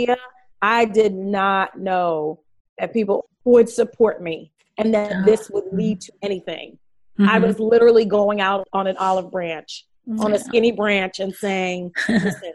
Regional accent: New York City, New York, United States; now in Los Angeles, United States; I'm from Brooklyn, New York

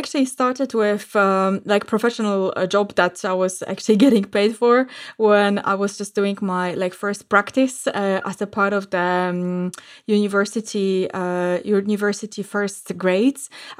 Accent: Warsaw, Masovian Voivodeship, Poland; So today I'm actually podcasting from Warsaw in Poland, and I am right now back home for quite a while

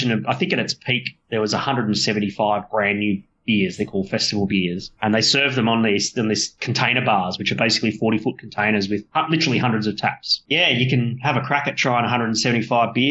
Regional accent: Australia; my hometown here

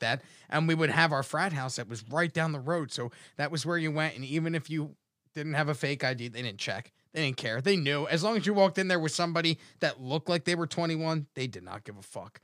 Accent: Atlantic City, New Jersey, United States; I grew up in Jersey

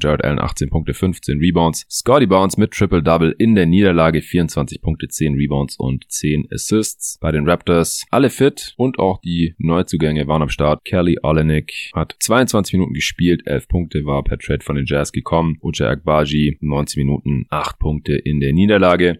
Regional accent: Stuttgart, Baden-Württemberg, Germany; moved away; Ich bin gerade eher in Stuttgart hier in meiner alten Heimat

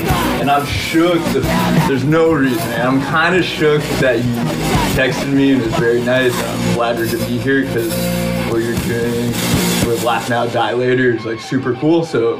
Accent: Los Angeles, California, United States; I was born and raised in West LA.

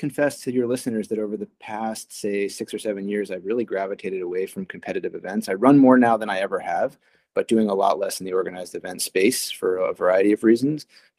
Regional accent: Connecticut, United States; also born or lived in Arizona; now in Boston, United States; I'm not originally from Boston. I'm originally from Arizona and spent most of my childhood in Southern New England and Connecticut. But I have been in Boston for my entire medical career.

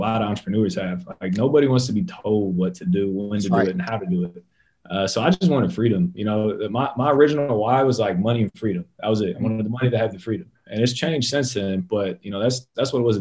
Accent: Columbus, Ohio, United States; born and raised in Columbus, Ohio

